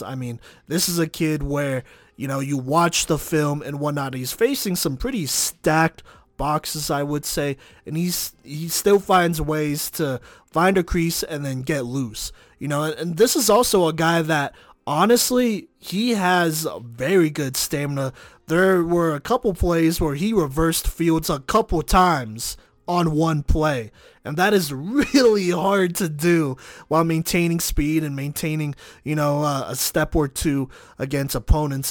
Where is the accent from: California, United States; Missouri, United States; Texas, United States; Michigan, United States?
Texas, United States; I'm, I'm from Texas